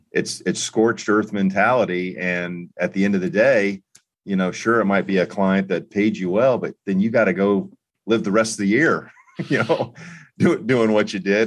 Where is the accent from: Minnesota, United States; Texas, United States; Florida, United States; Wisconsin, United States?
Florida, United States; also born or lived in North Carolina; now in Indianapolis, United States; growing up in Florida